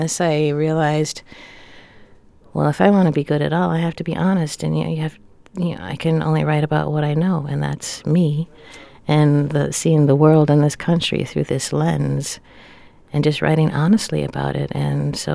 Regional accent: Milwaukee, Wisconsin, United States; I grew up in Milwaukee, Wisconsin

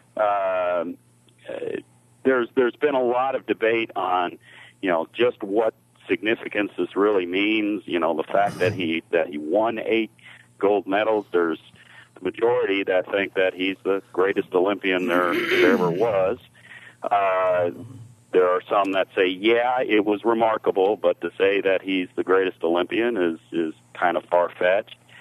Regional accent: Bedford, Indiana, United States; I'm from Bedford

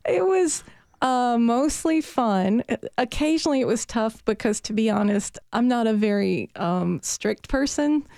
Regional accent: Petersburg, Virginia, United States; accent: Southern; now in Nashville, United States; I was born in Petersburg, Virginia

